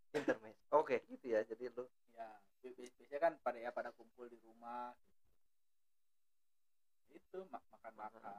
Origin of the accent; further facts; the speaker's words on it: Bogor, West Java, Indonesia; saya juga orang Bogor sebenarnya